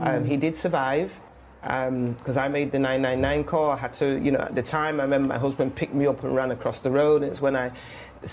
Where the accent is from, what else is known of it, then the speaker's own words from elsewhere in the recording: Manchester, North West England, United Kingdom; moved away as an adult; also born or lived in London; now in Manchester, United Kingdom; I am a Mancunian, born and bred.